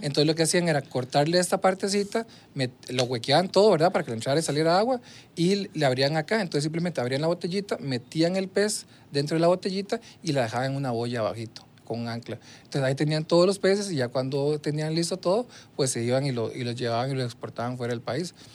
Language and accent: Spanish; Puntarenas, Costa Rica; moved away; yo nací en Punta Arenas, ahí me, me crié, toda mi infancia la viví en el, en el, barrio El Carmen de Punta Arenas